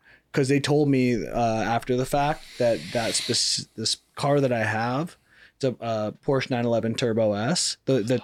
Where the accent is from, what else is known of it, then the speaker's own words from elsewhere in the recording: Canada; moved away; I grew up in Canada where it's like, yeah, you know, people leave their doors unlocked and stuff